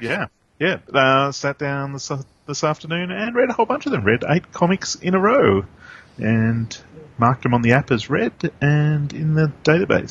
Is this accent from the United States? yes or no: no; Australia; we're both Australian